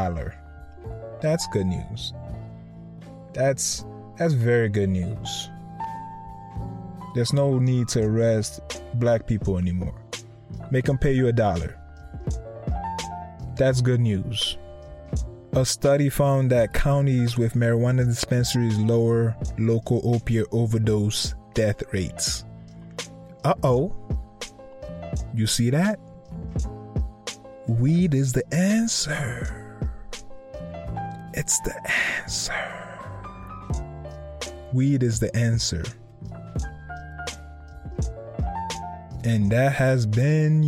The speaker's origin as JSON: {"language": "English", "region": "Connecticut", "country": "United States", "tie": "born or raised there", "said": "that's kind of my home state"}